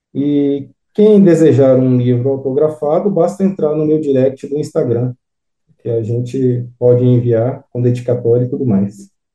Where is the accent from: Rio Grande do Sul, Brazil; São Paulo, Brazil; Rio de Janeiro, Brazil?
São Paulo, Brazil; São Bernardo do Campo; also born or lived in Diamantina, Minas Gerais; eu nasci em São Bernardo do Campo, São Paulo. Aos seis anos de idade